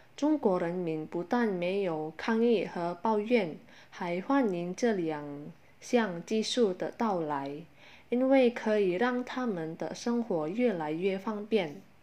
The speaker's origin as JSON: {"language": "Chinese", "country": "Indonesia", "second_language": "Chinese", "said": "我们印尼人"}